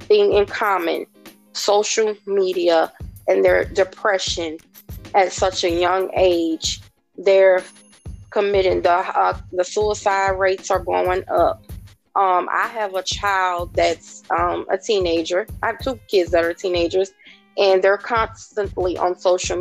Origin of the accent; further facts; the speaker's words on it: New Orleans, Louisiana, United States; I am from New Orleans, Louisiana.